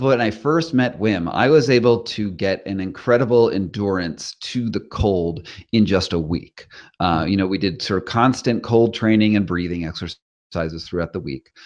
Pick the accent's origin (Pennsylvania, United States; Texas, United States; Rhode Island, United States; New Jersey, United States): Rhode Island, United States; moved away as an adult; now in California, United States; I'm from Rhode Island originally